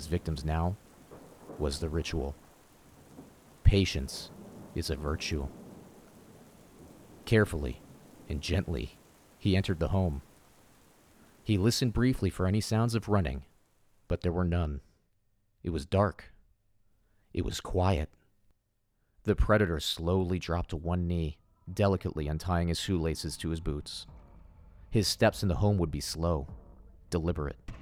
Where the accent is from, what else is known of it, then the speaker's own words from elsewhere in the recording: Florida, United States; our creepy, swampy childhood town where we grew up in Florida